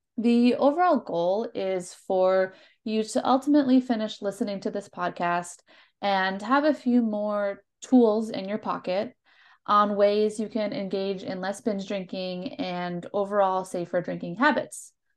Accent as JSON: {"language": "English", "region": "Minnesota", "country": "United States", "also_born_or_lived": "North Carolina", "moved": "as an adult", "said": "I'm from Minnesota. I moved to North Carolina"}